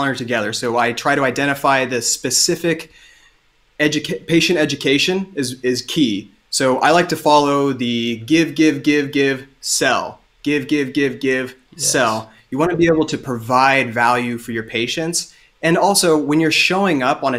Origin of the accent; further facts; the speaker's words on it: Southern Ohio, United States; I am originally from Southern Ohio, so plenty of farming in my blood